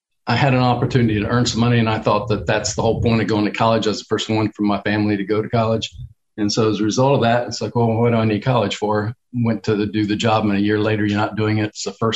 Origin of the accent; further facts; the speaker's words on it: Portsmouth, Ohio, United States; now in Tampa, United States; Portsmouth, Ohio.